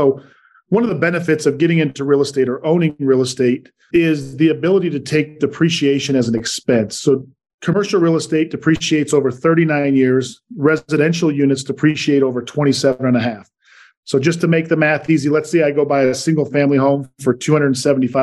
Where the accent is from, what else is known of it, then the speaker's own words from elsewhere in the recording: Salt Lake City, Utah, United States; moved away as an adult; also born or lived in New York / Richmond, Virginia; Born and raised in Salt Lake, moved to the East Coast for about 13 years in New York and Richmond, Virginia, and then headed back out west here to Salt Lake for the last seven